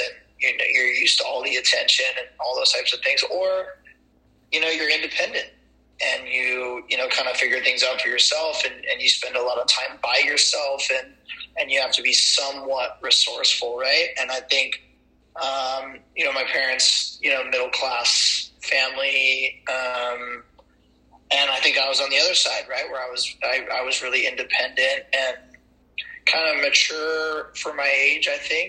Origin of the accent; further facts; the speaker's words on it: Ventura, California, United States; Born and raised in Ventura, California